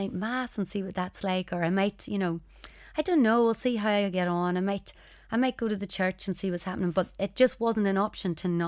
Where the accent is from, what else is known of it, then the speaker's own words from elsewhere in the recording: Northern Ireland, United Kingdom; growing up in Northern Ireland